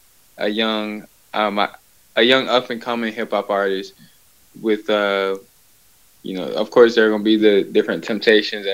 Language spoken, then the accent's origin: English; Atlanta, Georgia, United States; I'm from Atlanta, Georgia